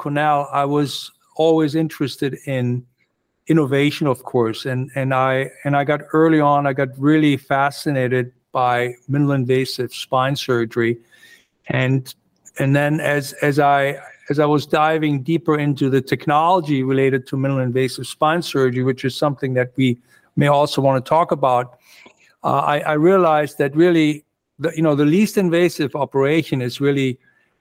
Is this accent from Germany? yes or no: yes; Germany; moved away as an adult; also born or lived in Pittsburgh, United States / Phoenix, Arizona, United States; now in New York, United States; I grew up in Germany. I went to medical school in Germany, came over here, did my training in the United States